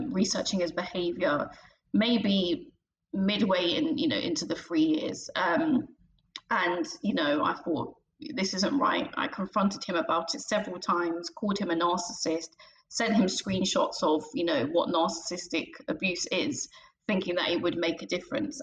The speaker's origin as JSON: {"language": "English", "region": "London", "country": "United Kingdom", "said": "I'm from London in England"}